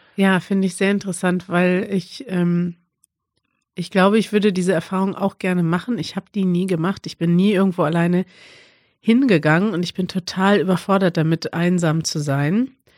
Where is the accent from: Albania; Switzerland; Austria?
Albania; German is a second language; moved away as an adult; now in Germany; Ich komme aus Albanien, lebe aber seit einem Jahr in Deutschland